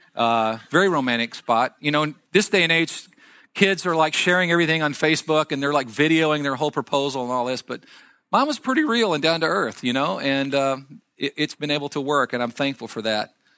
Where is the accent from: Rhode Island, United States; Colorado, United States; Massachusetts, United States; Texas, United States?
Texas, United States; I grew up in Texas, in a small farming and ranching community